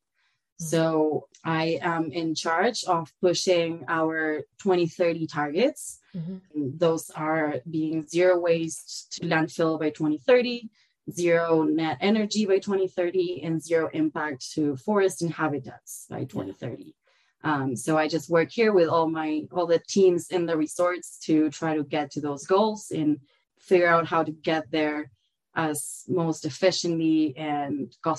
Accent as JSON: {"language": "English", "town": "Concordia", "region": "Entre Ríos", "country": "Argentina", "tie": "born or raised there", "also_born_or_lived": "Patagonia / Buenos Aires", "second_language": "English", "moved": "as an adult", "lives_now": "Lake Tahoe, United States", "said": "I was actually born down in the south in the Patagonia region, mm-hmm. but I grew up in a small town called Concordia that's 4 hours north of Buenos Aires, the capital mm-hmm. city. And I lived there until I was about 18 and moved to Buenos Aires"}